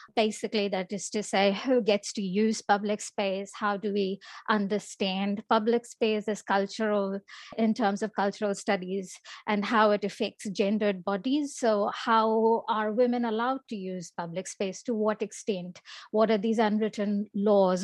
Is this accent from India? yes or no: yes; India; moved away; I grew up in India, uh, I'm Indian